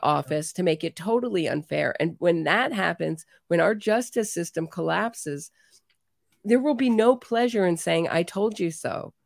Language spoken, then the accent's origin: English; United States; as an American